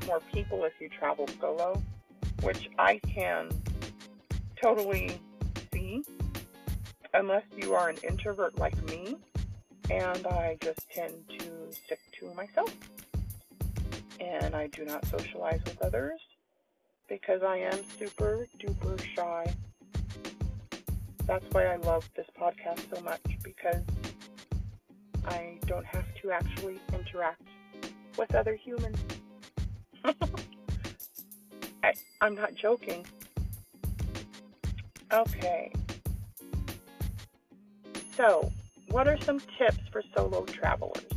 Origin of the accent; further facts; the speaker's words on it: San Antonio, Texas, United States; my hometown, San Antonio